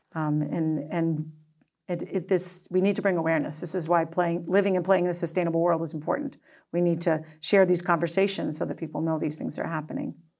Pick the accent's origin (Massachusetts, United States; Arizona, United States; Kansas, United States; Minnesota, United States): Massachusetts, United States; Acton; now in Nantucket, United States; I grew up in Acton, it was a small town